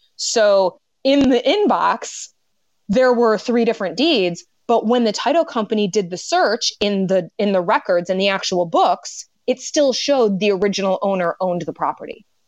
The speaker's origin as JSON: {"language": "English", "town": "Detroit", "region": "Michigan", "country": "United States", "tie": "born or raised there", "said": "I grew up in the Detroit area, and I went to law school in, in Michigan"}